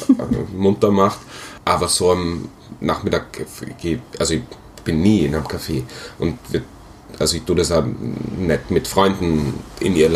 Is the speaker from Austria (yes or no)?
yes; Graz, Styria, Austria; moved away; Speziell, also ich komme aus Graz, wird, glaube ich, nicht mehr nach Graz zurückgehen von meinem jetzigen Plan